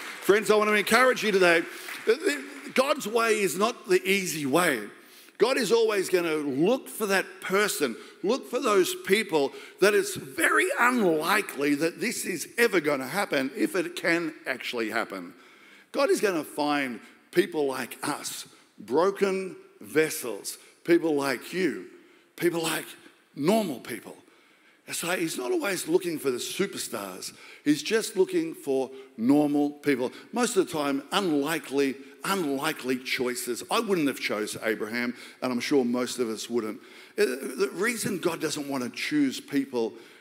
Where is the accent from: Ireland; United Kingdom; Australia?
Australia; I'm just Australian